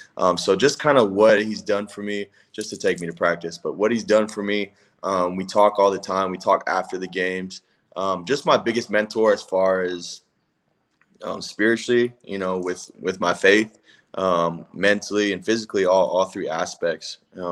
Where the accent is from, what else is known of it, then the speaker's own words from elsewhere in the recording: West Coast, United States; I grew up on the West Coast too.